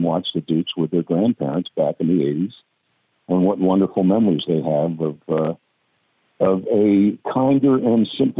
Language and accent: English; Mount Kisco, New York, United States; I live in the South. They call me a recovering Yankee, but I'm from Mount Kisco, New York.